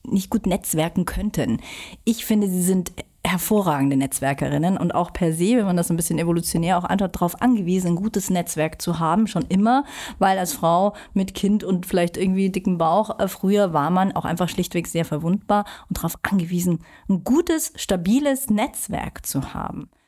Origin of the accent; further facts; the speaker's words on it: Munich, Bavaria, Germany; Es gibt ja nicht mehr so viele Einheimische in München. Beide geboren in München und deswegen können wir heute auch dass das gerne ein bisschen querbt machen.